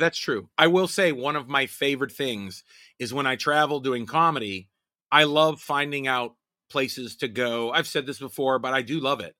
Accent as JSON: {"language": "English", "town": "Pittsburgh", "region": "Pennsylvania", "country": "United States", "said": "I am from Pittsburgh"}